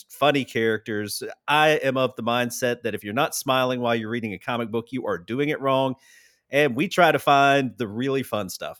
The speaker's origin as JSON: {"language": "English", "region": "Tennessee", "country": "United States", "said": "I'm actually from Tennessee"}